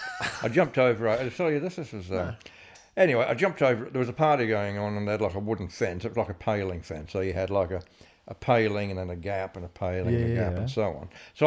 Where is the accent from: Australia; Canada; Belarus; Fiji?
Australia; Adelaide, South Australia; I was from Adelaide.